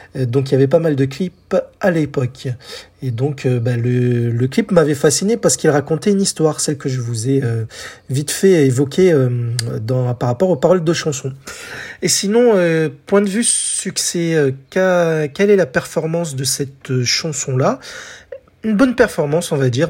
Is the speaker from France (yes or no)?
yes; France; chez nous en France